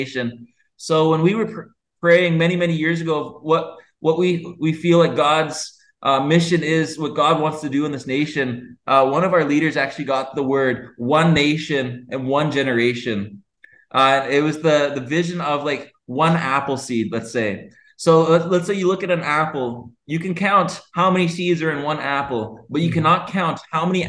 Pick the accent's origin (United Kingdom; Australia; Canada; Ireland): Canada; moved away as an adult; also born or lived in Honolulu, Hawaii; now in Cambodia; I am a Canadian